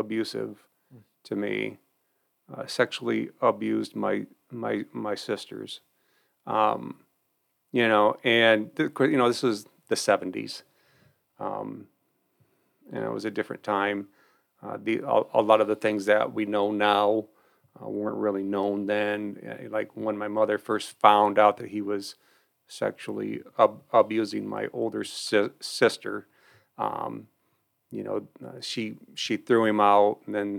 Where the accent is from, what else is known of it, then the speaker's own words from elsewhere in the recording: Albion, United States; also born or lived in North Adams; I grew up in Albion